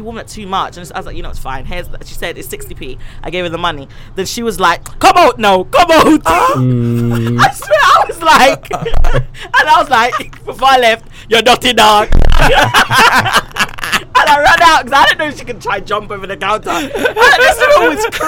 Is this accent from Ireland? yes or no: no; Jamaica; I love my Jamaican people. I'm Jamaican